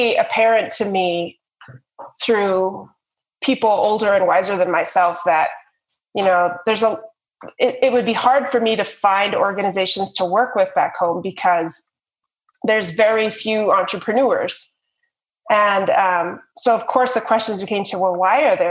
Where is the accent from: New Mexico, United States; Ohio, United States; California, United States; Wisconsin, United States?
New Mexico, United States; Vanderwagen; also born or lived in Tuba City, Arizona; now in Denver, United States; I was born in Tuba City, Arizona, which is where Change Labs is based. And then shortly after I was born, my parents moved to a little tiny New Mexico town called Vanderwagen, New Mexico, population 300